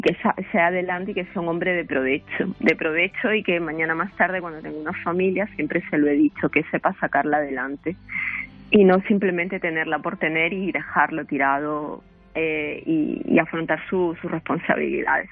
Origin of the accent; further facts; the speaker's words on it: Peru; moved away as an adult; now in Spain; yo soy de, bueno, somos de Perú.